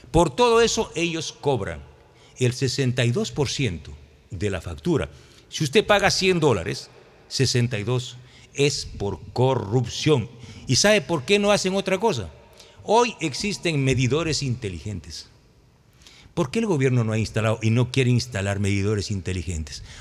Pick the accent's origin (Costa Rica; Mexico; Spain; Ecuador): Ecuador; Santa Elena; Yo vengo de Santa Elena, y la queja de los ciudadanos, de los transportistas, incluso de los alcaldes, es terrible